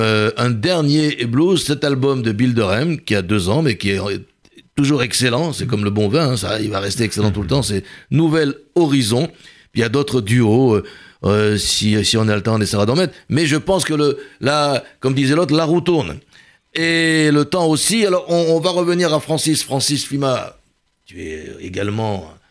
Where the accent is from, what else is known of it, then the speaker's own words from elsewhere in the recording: Constantine, Constantine Province, Algeria; moved away; chez moi à Constantine